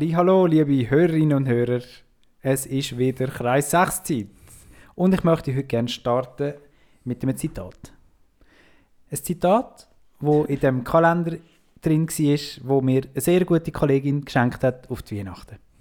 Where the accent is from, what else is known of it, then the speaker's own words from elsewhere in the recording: Switzerland; als Schweizer sind wir uns halt gewöhnt, dass immer alles rund läuft